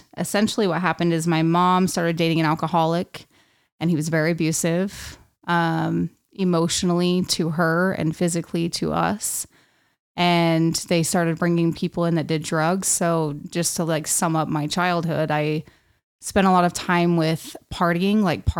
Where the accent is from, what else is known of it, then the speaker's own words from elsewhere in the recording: West Valley City, Utah, United States; also born or lived in Salt Lake City / Magna; I was born in Salt Lake City, Utah. Grew up in West Valley City.